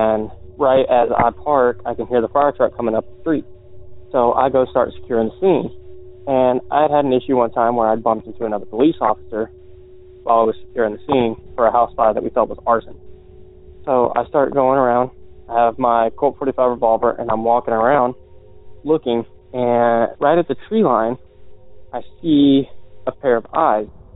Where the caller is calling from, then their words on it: Virginia, United States; I'm calling from Virginia